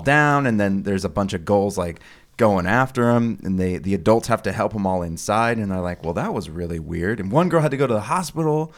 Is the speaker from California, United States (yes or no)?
yes; Sonoma County, California, United States; I live in the area where it's filmed.